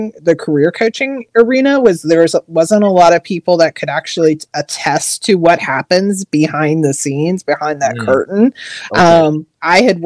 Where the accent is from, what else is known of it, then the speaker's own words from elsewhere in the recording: Missouri, United States; moved away as an adult; now in Maryland, United States; I'm actually originally from Missouri, but I've lived out here on the East Coast of Maryland for over 20 years now